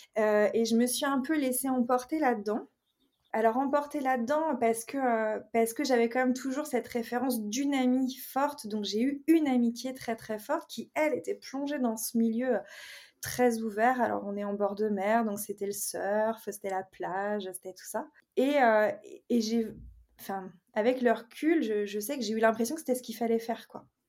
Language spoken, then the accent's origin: French; Brittany, France; je suis originaire de Bretagne. J'ai grandi dans un milieu familial plutôt, euh, je dirais, modeste